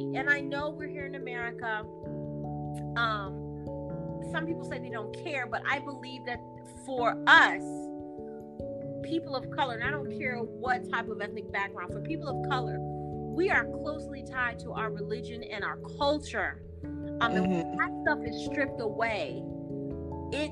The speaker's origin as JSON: {"language": "English", "region": "Midwest", "country": "United States", "moved": "yes", "lives_now": "New Mexico, United States", "said": "I'm from the Midwest"}